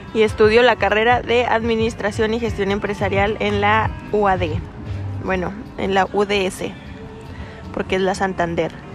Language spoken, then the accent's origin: Spanish; Durango, Mexico; also born or lived in Canatlán, Durango; Nací en Durango, Durango. Me crié en Canatlán, Durango. Y vivo en la actualidad en Durango.